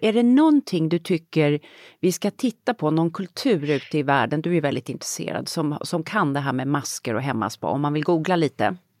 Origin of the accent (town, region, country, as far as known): Sweden; moved away